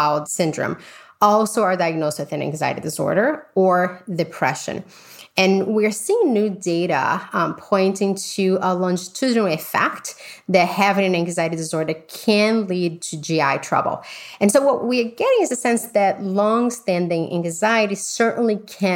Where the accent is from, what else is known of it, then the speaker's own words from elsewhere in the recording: Brazil; moved away; I grew up in Brazil